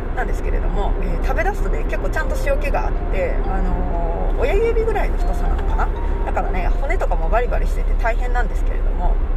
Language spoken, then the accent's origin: Japanese; Gifu, Japan; now in Hokkaido, Japan; 私は岐阜出身なんですけれどもでね母はね長野県の出身なんですねで父親は岐阜県の出身ですで、えー生まれも育ちも岐阜県内なんですけれども